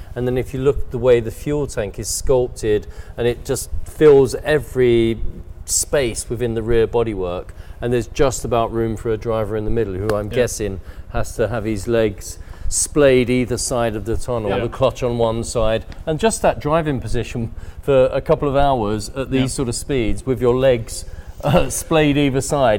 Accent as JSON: {"language": "English", "country": "United Kingdom", "said": "being British, as you know, we've talked about before, Marcus"}